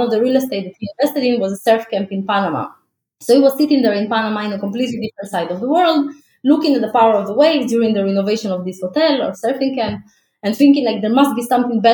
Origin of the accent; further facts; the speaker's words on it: Ukraine; also born or lived in Israel; now in Tel Aviv, Israel; I live in Israel, but I wasn't born here. I was born in Ukraine in 1986.